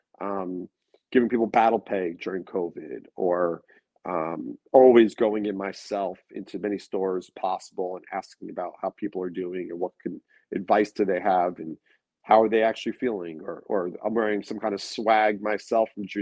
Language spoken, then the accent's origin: English; Long Beach, New York, United States; now in New York City, United States; where I grew up in Long Beach